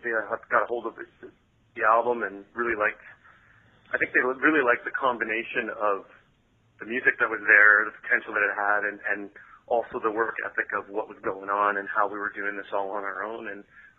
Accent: Canada; We're from Canada, and Greg and I actually met here in Vancouver.

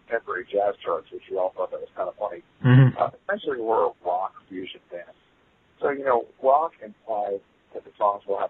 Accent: United States; I'm American

